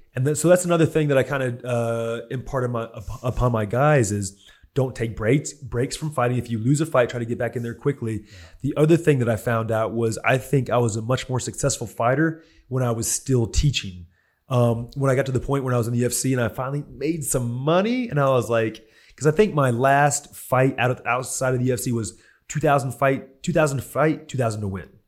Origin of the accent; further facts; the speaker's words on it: Houston, Texas, United States; West Houston. He goes, "What high school?" I go, "Stratford."